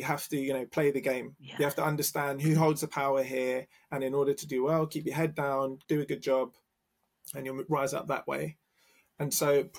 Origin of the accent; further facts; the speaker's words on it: London, United Kingdom; Oh, London